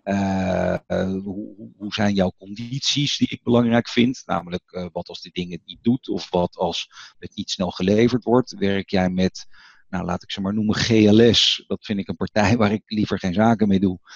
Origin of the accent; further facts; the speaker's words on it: Netherlands; als Nederlander